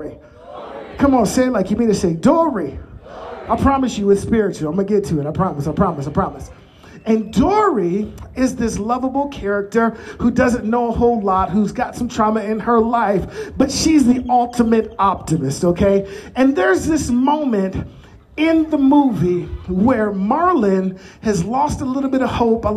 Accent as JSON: {"language": "English", "town": "Chicago", "region": "Illinois", "country": "United States", "moved": "yes", "said": "I'm originally from Chicagoland."}